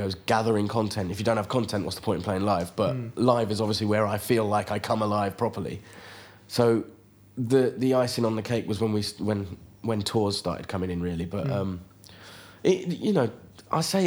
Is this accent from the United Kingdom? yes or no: yes; London, United Kingdom; I was born in London of Indian parents